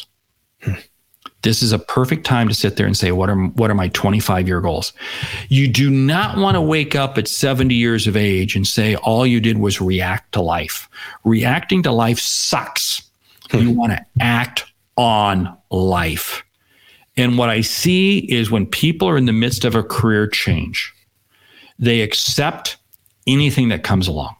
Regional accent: Seattle, Washington, United States; I grew up in Seattle

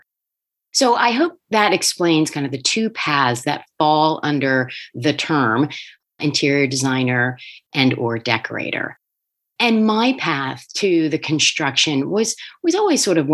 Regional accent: Wilmington, Delaware, United States; I grew up in Wilmington, Delaware

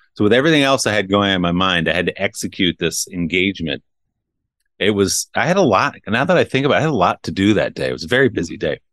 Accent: New Jersey, United States; now in New York, United States; I grew up in New Jersey

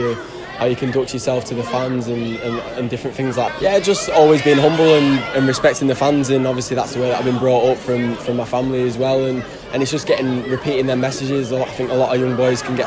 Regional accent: Lancaster, North West England, United Kingdom; now I'm from Lancaster

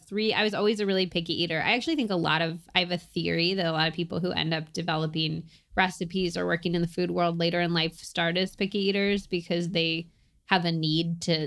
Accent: Berkeley, California, United States; oh, well, I was raised in Berkeley, so I was like very into vegetables, blah, blah, blah.

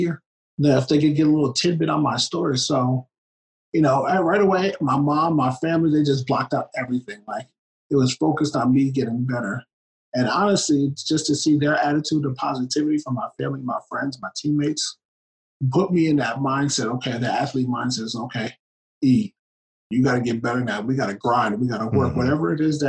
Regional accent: New Jersey, United States; I'm planning to do it in my hometown. I got a good guy right here in New Jersey

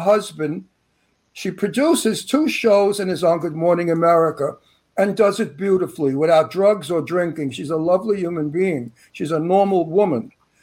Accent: New York City, New York, United States; accent: Brooklyn; My Brooklyn accent

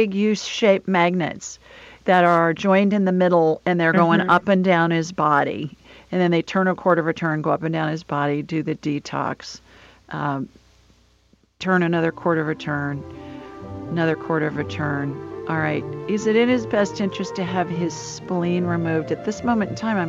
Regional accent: Ohio, United States; moved away; also born or lived in Los Angeles; I lived in L.A. for a long time, and that's how I learned how to pronounce Oregon, because growing up in Ohio, I was taught it's Oregon.

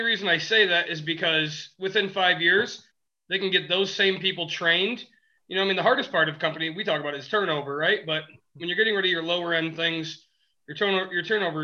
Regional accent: West Michigan, United States; we are from West Michigan, the Midwest

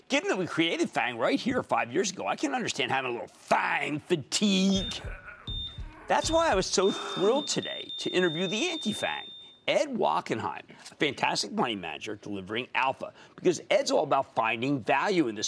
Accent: San Miguel de Allende, Guanajuato, Mexico; I'm from San Miguel de Allende, Mexico. Just visiting my mom in Texas.

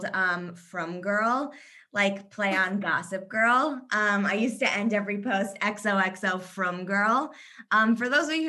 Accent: Kentucky, United States; moved away as an adult; also born or lived in Indiana / Israel / New York; now in Chicago, United States; I was born in Kentucky, actually, so I'm a Southern girl at heart

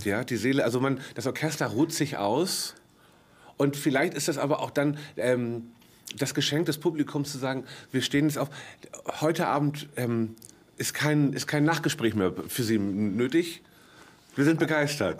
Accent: Northern Germany, Germany; als Norddeutscher so ein bisschen mehr dem Meer zugewandt bin

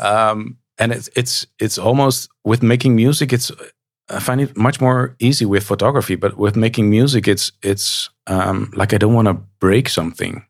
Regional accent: Nijmegen, Gelderland, Netherlands; in Nijmegen, my hometown

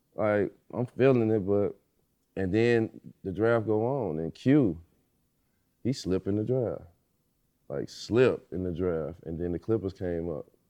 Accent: Illinois, United States; I'm from Illinois. Just won Mister Basketball in Illinois

